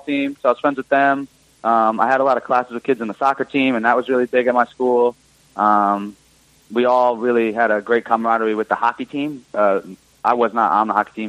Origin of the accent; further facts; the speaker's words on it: Greenwich, Connecticut, United States; I'm from Greenwich, Connecticut